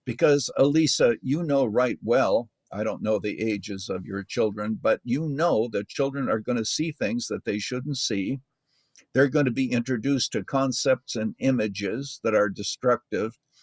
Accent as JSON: {"language": "English", "country": "Canada", "tie": "born or raised there", "said": "I was born in Canada"}